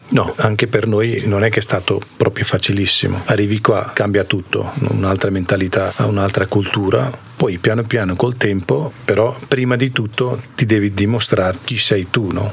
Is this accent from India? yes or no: yes; India; Italian is a second language; moved away as an adult; also born or lived in Province of Ferrara, Italy; now in Cavalese, Italy; vengo dall'India e lei mia moglie. Allora, viviamo in Cavalese da 5 anni quasi e prima eravamo in provincia di Ferrara. È lì che sono venuto dall'India India vent'anni fa